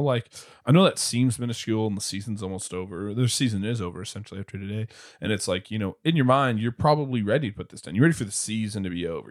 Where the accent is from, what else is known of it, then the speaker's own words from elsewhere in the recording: Springfield, Missouri, United States; I grew up in Springfield, Missouri